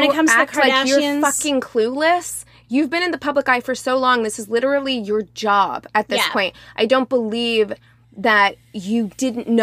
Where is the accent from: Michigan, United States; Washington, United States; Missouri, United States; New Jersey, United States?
Missouri, United States; Springfield; black appearing person from Springfield, Missouri, who has worked in a hair salon in Springfield, Missouri